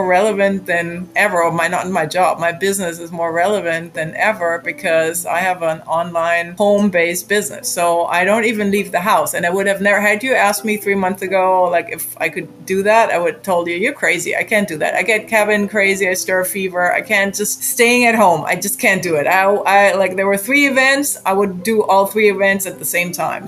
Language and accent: English; Germany; moved away as an adult; also born or lived in Austin, Texas / McAllen, Texas; now in South Texas, United States; I graduated from high school in Germany, I grew up in Germany the first time